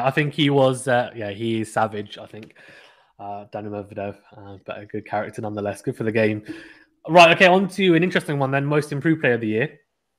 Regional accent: United Kingdom; I'm a Brit

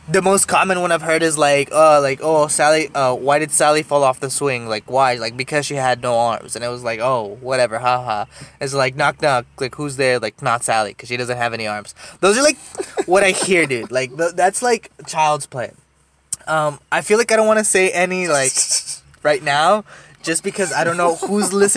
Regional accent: Deep South Texas, United States; I'm also from Texas and was raised in Texas

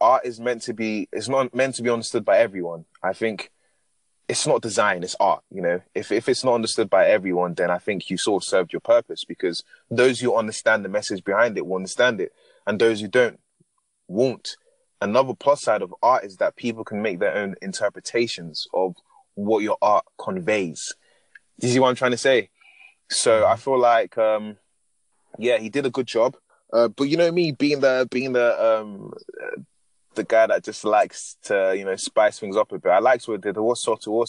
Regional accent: Nigeria; being Nigerian, I can speak like this

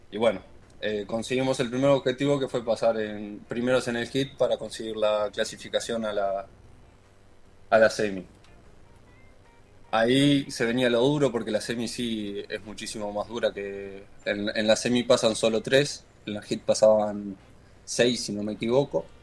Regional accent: Montevideo, Uruguay; De Montevideo, ahí.

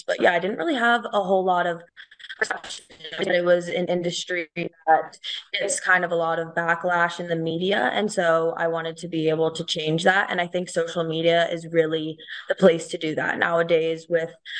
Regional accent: Cincinnati, Ohio, United States; moved away as an adult; now in Colorado, United States; I actually grew up in the Midwest. I'm from Cincinnati, Ohio

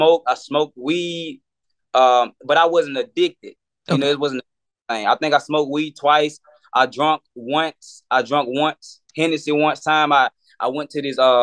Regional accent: Meridian, Mississippi, United States; moved away as an adult; now in Atlanta, United States; I'm originally from Meridian, Mississippi. That's where I grew up at.

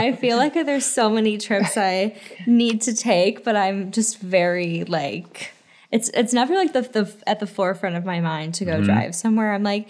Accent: Wisconsin, United States; now in Los Angeles, United States; So I'm from Wisconsin and we had a house at the in the UP of Michigan.

